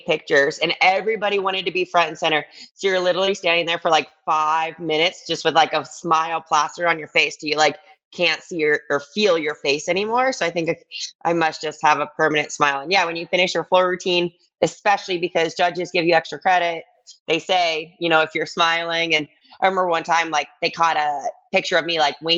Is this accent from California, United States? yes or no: no; Ann Arbor, Michigan, United States; moved away as an adult; also born or lived in New York City; I was born and raised in Ann Arbor, Michigan, and that's where I ended up going to school